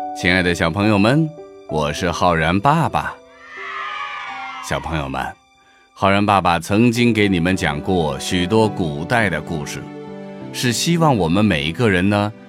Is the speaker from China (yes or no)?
yes; China; 作为一个中国人